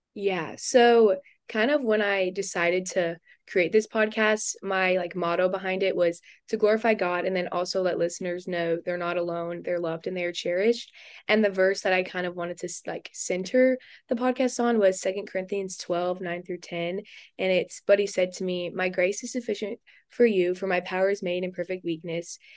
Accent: Houston, Texas, United States; moved away as an adult; also born or lived in Louisiana; I'm also from Houston, Texas

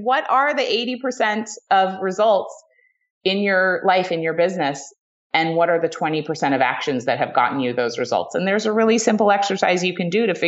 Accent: New England, United States; I was raised in New England by like Ivy League parents

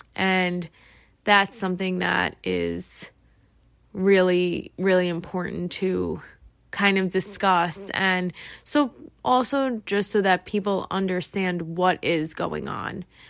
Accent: New York, United States; I am from New York

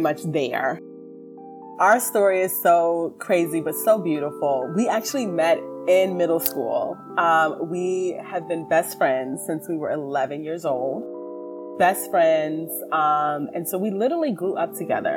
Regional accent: Williamsburg, Virginia, United States; moved away; I am originally from Williamsburg, Virginia

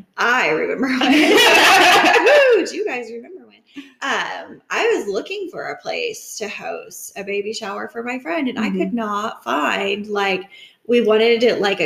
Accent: Kansas, United States; also born or lived in the South; now in Athens, United States; I was like, oh, I'm from Kansas.

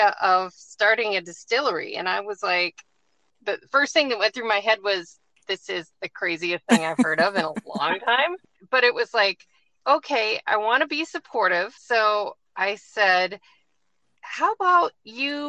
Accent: Chippewa Falls, Wisconsin, United States; moved away as an adult; also born or lived in Madison, Wisconsin / Atlanta, Georgia; now in Virginia, United States; I grew up in West Central Wisconsin, a little town called Chippewa Falls.

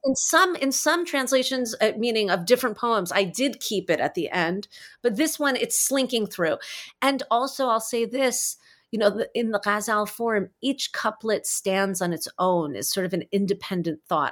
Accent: New Jersey, United States; also born or lived in New York City; I grew up in Jersey. I was born in New York City.

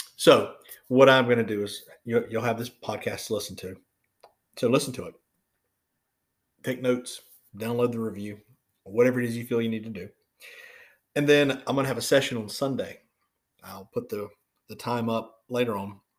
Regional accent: Florida, United States; moved away; when I go home to Florida, to my hometown

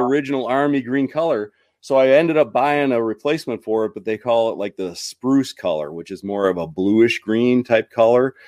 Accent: Midwest, United States; I'm from the Midwest

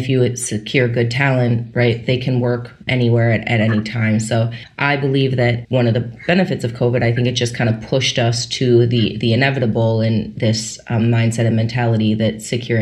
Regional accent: Minnesota, United States; moved away as an adult; also born or lived in New York; born and raised in Minnesota, after finishing business school, came out to New York

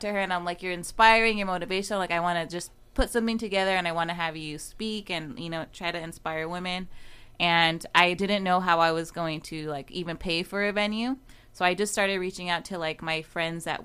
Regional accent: Oxnard, California, United States; now in Las Vegas, United States; I'm originally from Oxnard. I live in Vegas now.

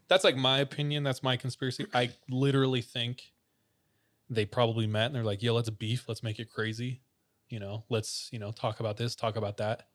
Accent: Visalia, California, United States; my hometown of Visalia, California

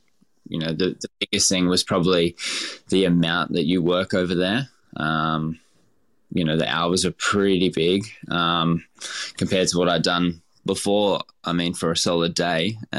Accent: Queensland, Australia; Growing up in Queensland and stuff, it was like we were pretty, a really working class family. It wasn't very much. It was, meat and three veg, that sort of thing.

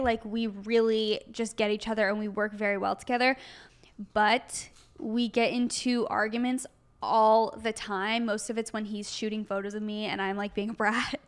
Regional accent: Arizona, United States; now in Los Angeles, United States; we're both from Arizona originally

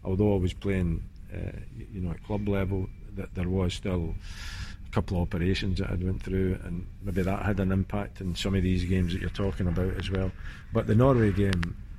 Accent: Scotland, United Kingdom; being Scottish

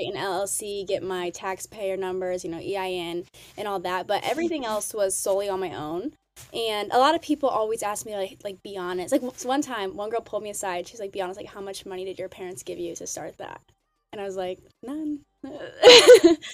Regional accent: West Lafayette, Indiana, United States; So I am from West Lafayette, Indiana, small town in the Midwest

